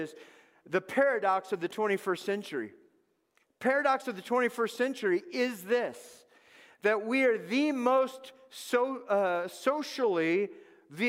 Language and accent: English; Los Angeles, California, United States; moved away; I grew up in Los Angeles